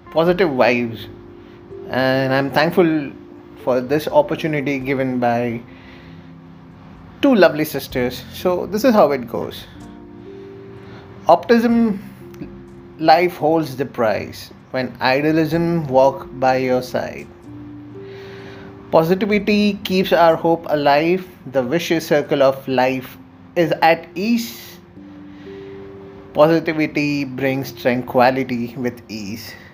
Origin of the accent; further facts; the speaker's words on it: India; accent: Indian; from my accent, you did figure that I am from India.